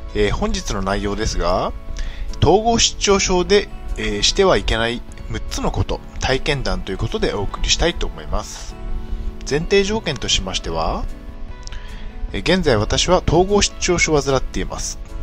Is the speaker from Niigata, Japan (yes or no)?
yes; Niigata, Japan; moved away as an adult; also born or lived in Chiba; 地元新潟を離れ千葉県で新生活をスタートさせた